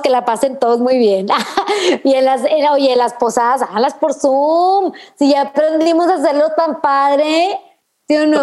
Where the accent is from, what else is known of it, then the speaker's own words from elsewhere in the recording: Chihuahua, Mexico; soy de Chihuahua, en Chihuahua hace un frío en la noche espantoso